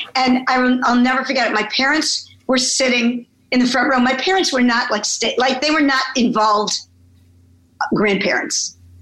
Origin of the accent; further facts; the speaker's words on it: Chicago, Illinois, United States; moved away as an adult; now in New York City, United States; I was born in Chicago. I came to New York to go to college uh, at Barnard, and I never left